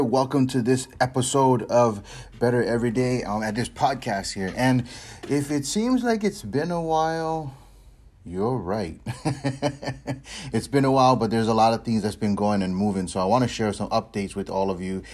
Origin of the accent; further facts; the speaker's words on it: Hawaii, United States; I'm born and raised in Hawaii